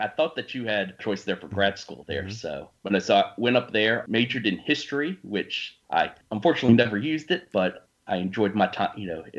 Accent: Richmond, Virginia, United States; also born or lived in Alaska / Colorado; I am from, born and raised in Richmond, Virginia, and I've actually lived in Richmond most of my life, except for a few years living in Alaska and Colorado.

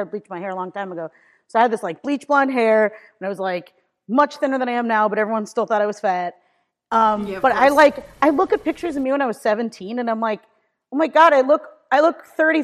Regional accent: Washington, District of Columbia, United States; also born or lived in Cleveland, Ohio; now in New York, United States; I was born in Ohio, outside of Cleveland. But then, when I was younger, my parents, got a place in DC. And so I actually went to high school in Washington, DC. So, kind of split my time between DC and Ohio growing up.

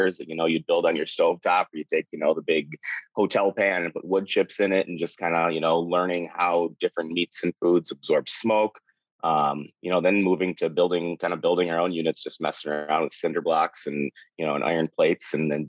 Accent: Minnesota, United States; growing up, you said when we were going to go barbecue, it was throwing hamburgers and hot dogs on the grill. I mean, that's, you know, especially in Minnesota

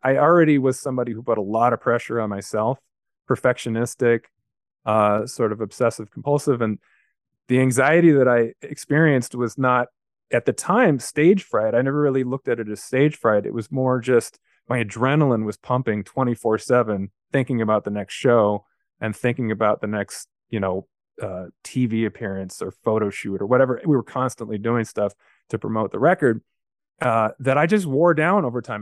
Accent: Los Angeles, California, United States; I grew up in a place called Carthay Circle

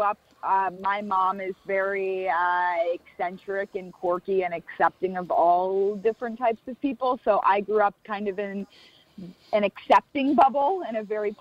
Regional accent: Florida, United States; now in Los Angeles, United States; I'm from Florida originally

